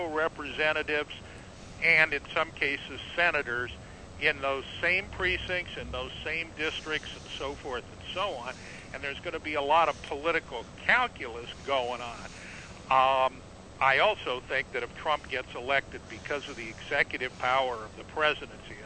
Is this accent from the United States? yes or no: yes; Southern California, United States; I grew up in Southern California